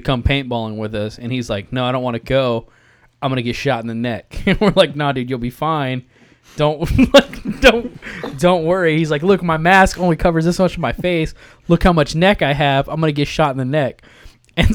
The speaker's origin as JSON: {"language": "English", "region": "Texas", "country": "United States", "said": "I'm from Texas."}